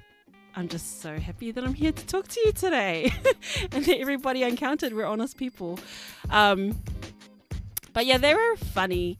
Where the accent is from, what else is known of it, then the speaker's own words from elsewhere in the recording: New Zealand; growing up in New Zealand